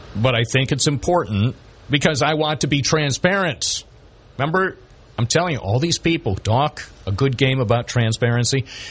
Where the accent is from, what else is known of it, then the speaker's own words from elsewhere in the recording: Binghamton, New York, United States; the place where I was born here in Binghamton, New York